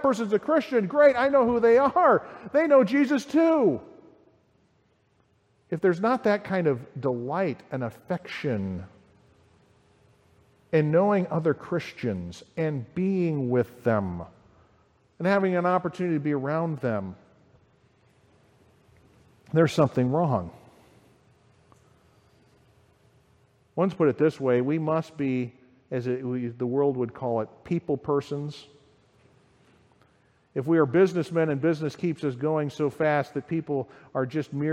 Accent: United States; I'm the American.

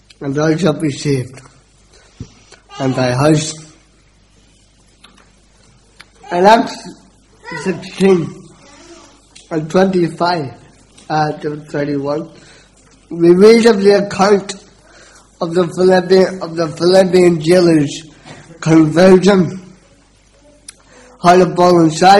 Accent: Belfast, Northern Ireland, United Kingdom; I was brought up in East Belfast

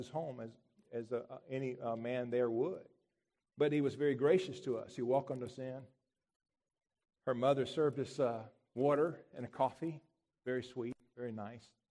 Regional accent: United States; I'm American.

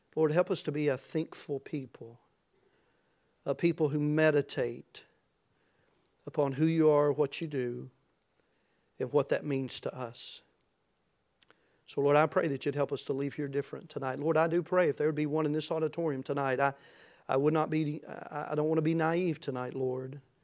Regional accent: United States; I'm thankful to be an American, uh, to live in America and to be an American tonight

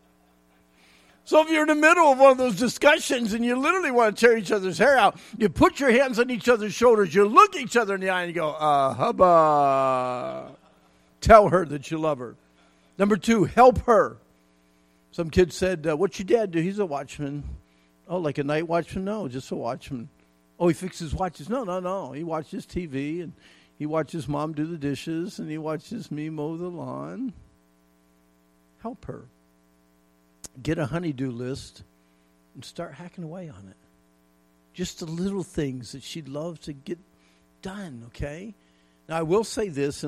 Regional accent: Pennsylvania, United States; When I was a kid growing up in Pennsylvania

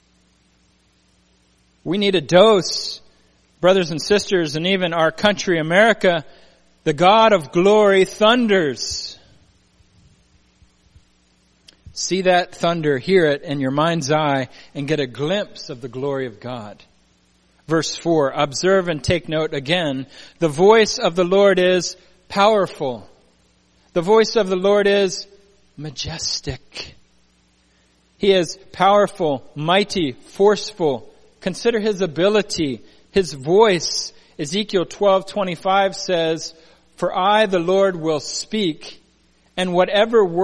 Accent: Pennsylvania, United States; now in Puget Sound, Washington, United States; I'm from Pennsylvania originally, and we had thunder boomers, they called them

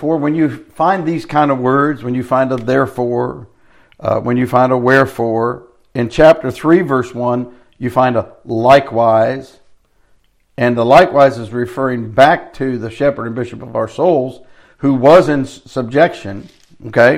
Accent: United States; I live here in the United States as an American

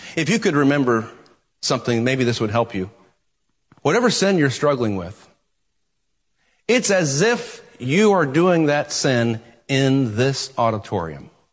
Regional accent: United States; American Christians

